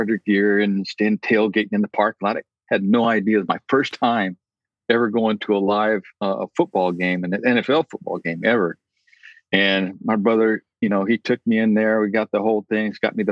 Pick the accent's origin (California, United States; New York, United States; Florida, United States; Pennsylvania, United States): California, United States; San Diego; growing up in San Diego